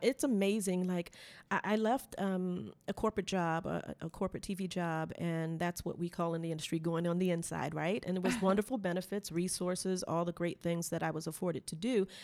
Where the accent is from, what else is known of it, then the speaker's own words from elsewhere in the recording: United States; we're from America